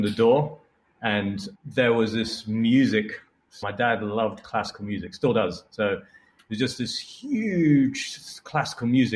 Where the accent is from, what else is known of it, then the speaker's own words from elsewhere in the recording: Iraq / England, United Kingdom; also born or lived in Basra, Iraq; I grew up in England and Iraq. But I was born in Iraq, and up till the age of eight, I spent most of my time in Iraq.